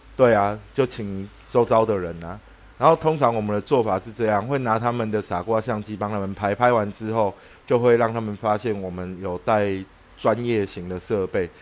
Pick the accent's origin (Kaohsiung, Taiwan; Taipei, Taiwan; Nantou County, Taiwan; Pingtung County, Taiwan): Taipei, Taiwan; 我们小时候在台北的搭讪方式，通常是错落在上淡水啊、巴黎啊，然后或者是沙仑啊这些地方啦